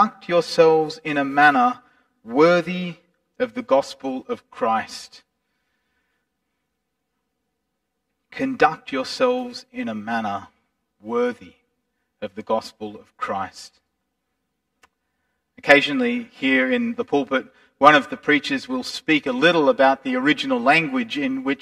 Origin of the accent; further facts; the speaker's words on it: Australia; we conduct ourselves abroad as Australians